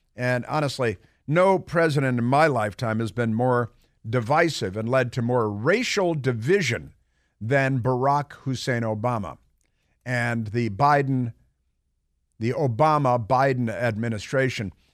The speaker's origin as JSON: {"language": "English", "town": "Chicago", "region": "Illinois", "country": "United States", "moved": "yes"}